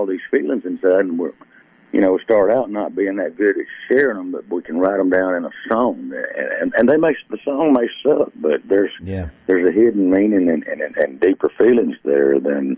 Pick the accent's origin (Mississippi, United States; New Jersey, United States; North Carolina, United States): Mississippi, United States; Bunker Hill; moved away as an adult; also born or lived in Mobile, Alabama; I'm from Bunker Hill, which is down close to Hattiesburg in Columbia.